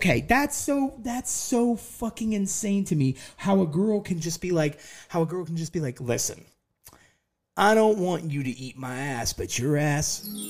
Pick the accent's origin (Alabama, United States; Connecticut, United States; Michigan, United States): Alabama, United States; Like, I just have to go right back into my old accent that I've had to clear out from Alabama.